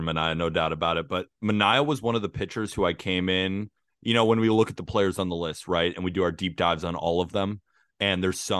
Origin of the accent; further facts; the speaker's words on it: California, United States; if you talk to Dodgers fans, which I have plenty growing up in California